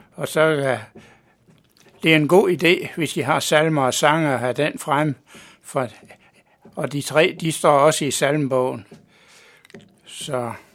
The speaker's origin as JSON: {"language": "Danish", "area": "Mors", "region": "North Denmark Region", "country": "Denmark", "tie": "born or raised there", "moved": "as an adult", "lives_now": "Copenhagen, Denmark", "said": "Jeg er født på Mors for 76"}